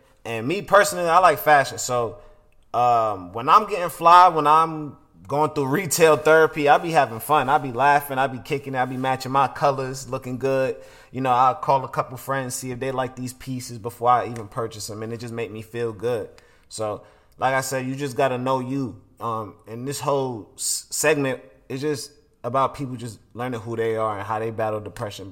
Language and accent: English; Atlanta, Georgia, United States; also born or lived in Brooklyn; where I was raised here in Atlanta.